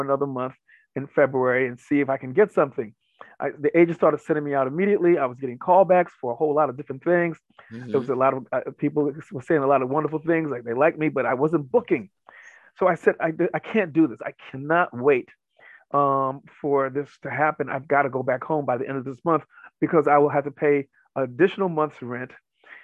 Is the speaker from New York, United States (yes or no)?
yes; New York City, New York, United States; I'm from New York City